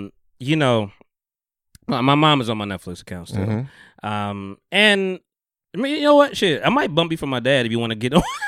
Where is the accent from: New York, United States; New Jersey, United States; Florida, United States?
New Jersey, United States; Bogota; in my hometown, Bogota.